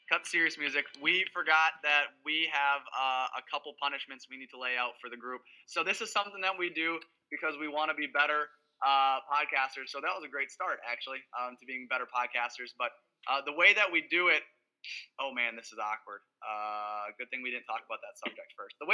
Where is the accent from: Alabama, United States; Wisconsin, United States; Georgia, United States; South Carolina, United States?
Wisconsin, United States; we're all from Wisconsin except for Jeremy